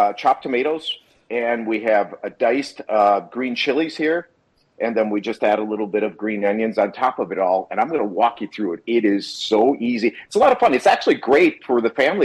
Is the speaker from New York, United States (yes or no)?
no; Wisconsin, United States; now in California, United States; I grew up in Wisconsin, live in California, so I am a cheese guy